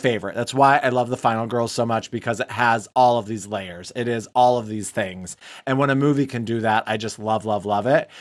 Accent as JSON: {"language": "English", "town": "Detroit", "region": "Michigan", "country": "United States", "said": "we're from Detroit"}